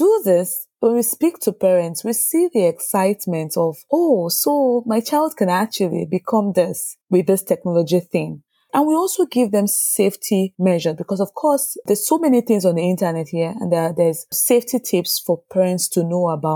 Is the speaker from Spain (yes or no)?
no; Nigeria; moved away as an adult; now in Sweden; I grew up in Nigeria, like I said, and at the time I grew up, the trending careers were doctors, engineers, lawyers.